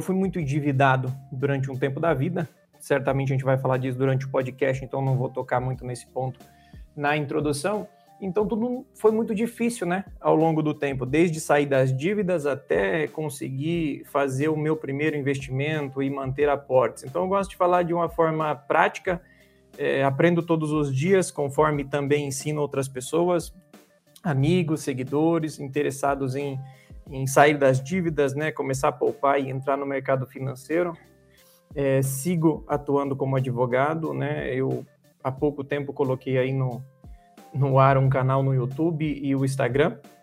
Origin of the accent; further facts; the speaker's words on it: São Paulo, Brazil; nasci e moro em São Paulo há 33 anos